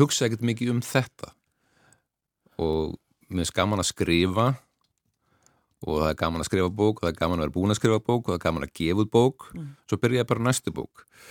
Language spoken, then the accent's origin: Icelandic; Ólafsvík, Western Region, Iceland; Ég álst upp í Ólagsvík